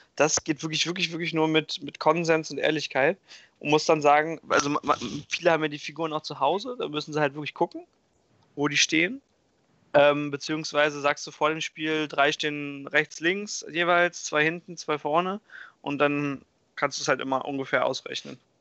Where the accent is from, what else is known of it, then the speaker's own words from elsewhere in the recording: Hamburg, Germany; ich bin aus Hamburg